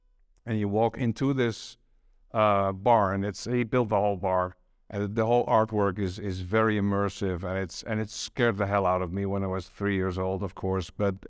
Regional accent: Amsterdam, North Holland, Netherlands; I grew up near the Stedelijk Museum in Amsterdam. That was just around the corner. My dad took me there from when I was 3 or 4 years old.

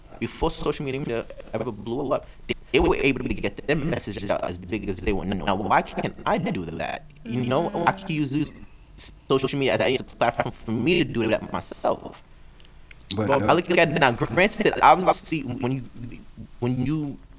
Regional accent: New York City, New York, United States; I'm from New York.

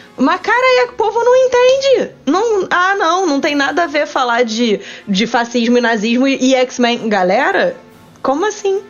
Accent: Rio de Janeiro, Brazil; Eu sou carioca

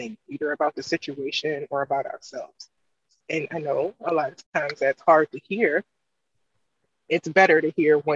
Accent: East Coast, United States; also born or lived in Maryland; I was in the Midwest and I'm from the East Coast.

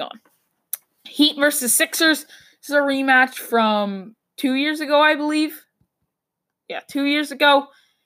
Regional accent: Boston, Massachusetts, United States; I'm from Boston

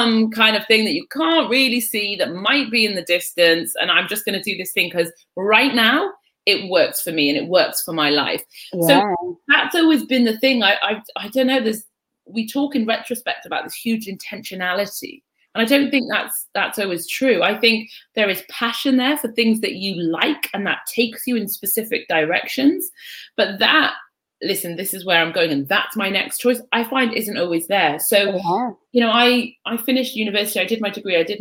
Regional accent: North East England, United Kingdom; also born or lived in Egypt; I had this huge yearning to be on the continent and to be find a heritage that I hadn't been able to access with an Irish mother and a Pakistani stepfather in the northeast of England

